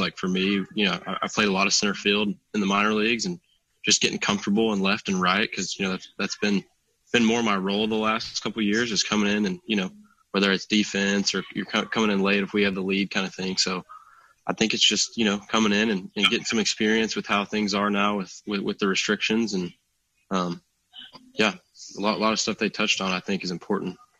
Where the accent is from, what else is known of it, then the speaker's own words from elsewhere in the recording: Knoxville, Tennessee, United States; I'm from Knoxville